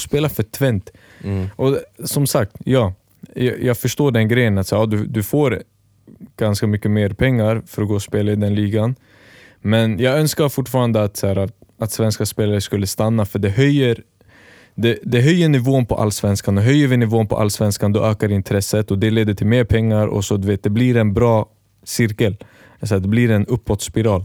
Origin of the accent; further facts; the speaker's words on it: Märsta, Stockholm County, Sweden; jag är från Märsta.